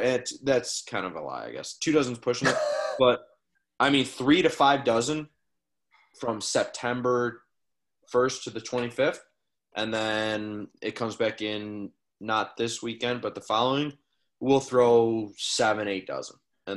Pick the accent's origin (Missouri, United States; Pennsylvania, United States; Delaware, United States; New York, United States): New York, United States; Yeah, so I'm just outside of Buffalo. So I'm just a little bit west of Buffalo.